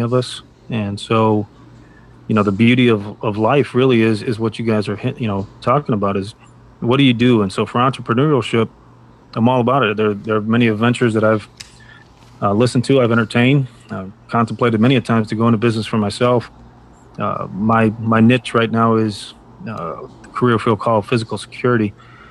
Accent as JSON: {"language": "English", "town": "Chicago", "region": "Illinois", "country": "United States", "tie": "born or raised there", "said": "I was born and raised in Chicago"}